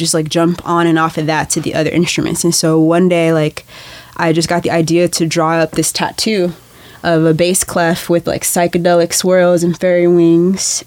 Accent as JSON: {"language": "English", "town": "Chicago", "region": "Illinois", "country": "United States", "tie": "born or raised there", "also_born_or_lived": "Los Angeles, California / Guatemala", "moved": "as an adult", "lives_now": "Portland, United States", "said": "I grew up on um, just like the south side of Chicago"}